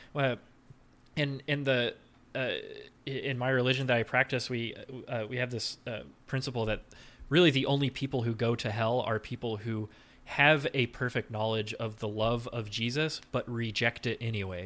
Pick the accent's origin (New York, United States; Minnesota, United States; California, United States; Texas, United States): Texas, United States; South; I grew up in South Texas